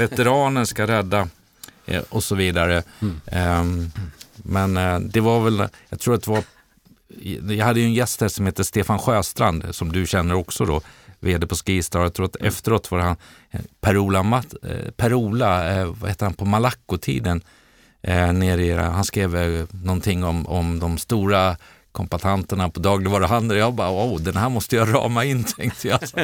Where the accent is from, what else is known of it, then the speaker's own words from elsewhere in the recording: Dala-Järna, Dalarna County, Sweden; accent: Dalmål (Järnamål); moved away; som dalkarl